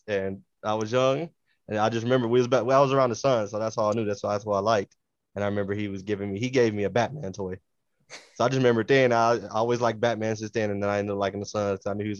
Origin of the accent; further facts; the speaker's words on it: Phoenix, Arizona, United States; I grew up in Phoenix